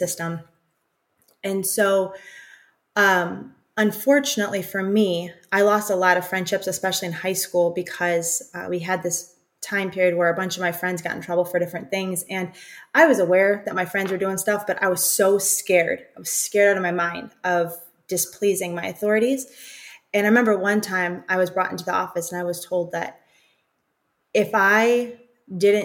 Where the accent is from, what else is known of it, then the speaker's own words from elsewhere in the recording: Chicago, Illinois, United States; We're from Chicago